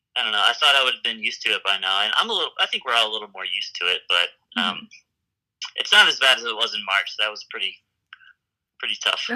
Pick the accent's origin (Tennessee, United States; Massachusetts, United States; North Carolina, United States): Tennessee, United States; Memphis; moved away as an adult; now in Fort Collins, United States; I grew up in Memphis, Tennessee